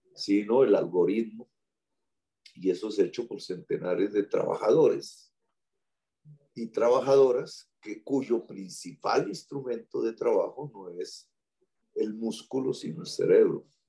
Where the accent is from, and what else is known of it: Colombia